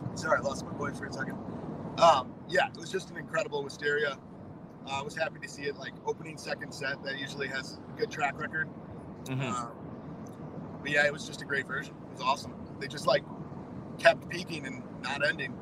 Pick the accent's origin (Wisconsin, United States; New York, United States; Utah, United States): Wisconsin, United States; I'm from Wisconsin